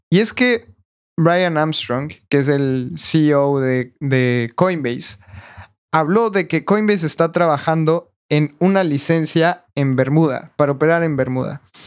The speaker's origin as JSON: {"language": "Spanish", "country": "Mexico", "said": "yo también todavía estoy un poco escéptico como mexicano"}